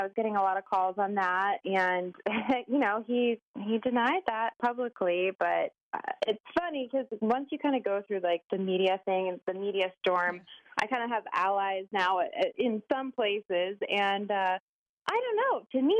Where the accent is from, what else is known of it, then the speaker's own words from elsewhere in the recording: Arizona, United States; moved away as an adult; also born or lived in Los Angeles, United States; I lived in L.A. for 14 years, was modeling, and I moved back to my hometown a year ago. So, which is where? Arizona.